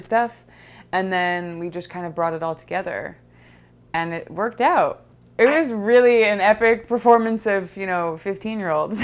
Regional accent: Los Angeles, California, United States; I grew up in Los Angeles in Laurel Canyon

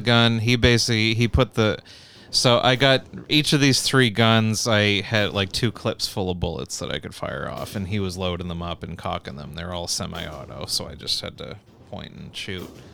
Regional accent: Canada; I'm from Canada

